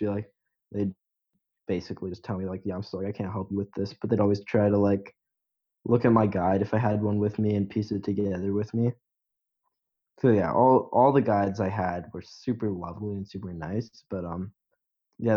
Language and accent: English; Canada; as a Canadian